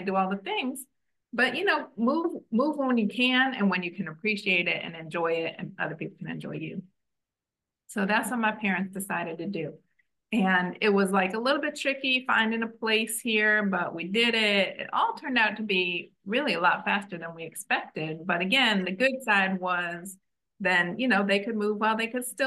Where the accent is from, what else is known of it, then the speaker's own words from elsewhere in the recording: Chicago, Illinois, United States; moved away as an adult; also born or lived in Washington, D.C. area; now in Israel; I've been living in the Washington, D.C. area, but I'm from Chicago